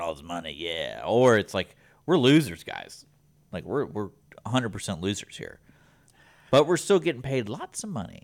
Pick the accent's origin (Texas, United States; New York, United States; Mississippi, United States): Texas, United States; Houston; I grew up in Houston